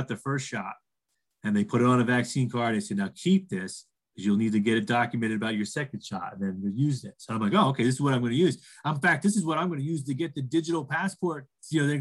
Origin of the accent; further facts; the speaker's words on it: East Coast, United States; now in Colorado, United States; I reside in Colorado and I'm from the East Coast